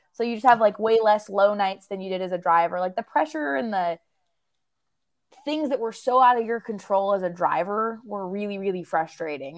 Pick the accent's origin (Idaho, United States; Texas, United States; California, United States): Idaho, United States; Southern; moved away as an adult; now in North Carolina, United States; I'm born and raised in Southern Idaho, grew up out there